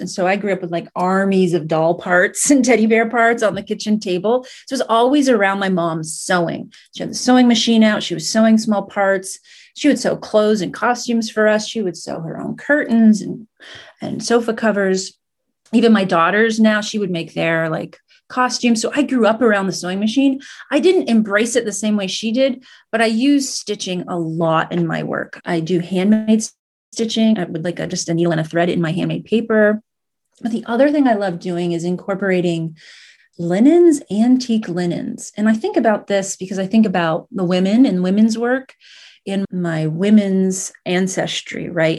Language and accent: English; United States; also born or lived in Sicily, Italy; I grew up in Vermont, New Hampshire